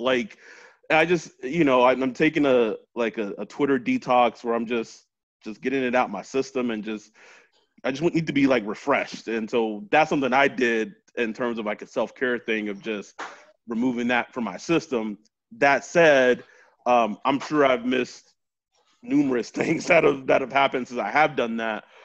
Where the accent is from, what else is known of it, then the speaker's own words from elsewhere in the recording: Texas, United States; I'm from Texas, so football is king there